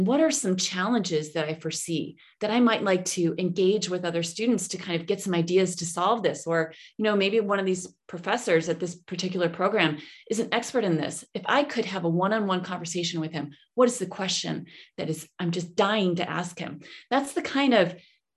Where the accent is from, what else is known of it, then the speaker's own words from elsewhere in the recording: Rochester, New York, United States; moved away as an adult; also born or lived in Washington, D.C. / Islamabad, Pakistan; now in Berlin, Germany; I grew up in Rochester, New York